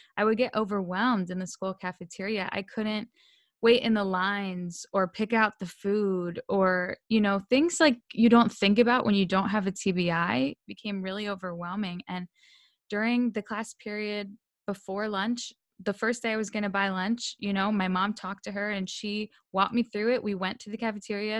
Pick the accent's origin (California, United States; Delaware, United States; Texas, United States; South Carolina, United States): Delaware, United States; moved away; also born or lived in Pennsylvania; I grew up in Delaware, and we moved to Pennsylvania because I needed a new environment